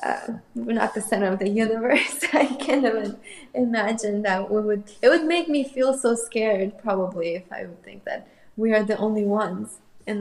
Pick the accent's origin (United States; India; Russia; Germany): Russia; Moscow; English is a second language; also born or lived in Armenia; I was born in Armenia, and when we moved to Moscow, I was 3. And I know it's very young age, but I still remember us moving at that age.